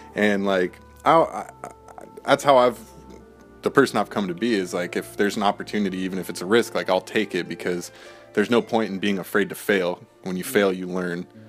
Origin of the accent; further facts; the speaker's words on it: United States; being an American